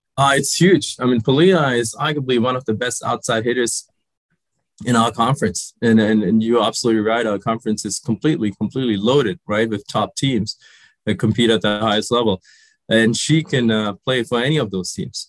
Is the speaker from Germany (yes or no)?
yes; Germany; also born or lived in Sri Lanka; I grew up in Germany. I, I was born in Sri Lanka, but we emigrated to Germany when I was five.